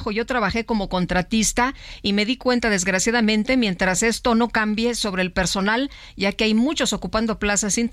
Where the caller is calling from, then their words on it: Ixtapaluca, State of Mexico, Mexico; de Ixtapaluca en el Estado de México.